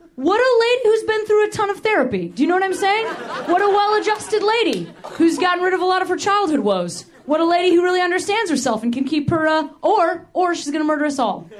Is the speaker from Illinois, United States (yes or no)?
yes; Western Springs, Illinois, United States; moved away as an adult; also born or lived in Boston; now in Los Angeles, United States; I grew up in the suburbs of Chicago